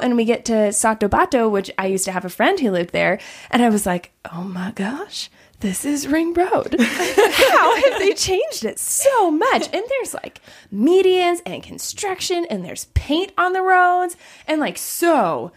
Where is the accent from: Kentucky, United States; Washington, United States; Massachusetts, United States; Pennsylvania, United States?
Washington, United States; Seattle; also born or lived in Nepal; I'm from Seattle